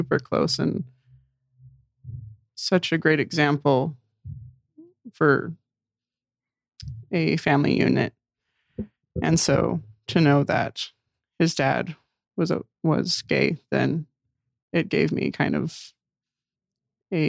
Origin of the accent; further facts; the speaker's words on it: Illinois, United States; also born or lived in a small town (unnamed); I grew up in a small town as well, but then I moved to Illinois, which has a different culture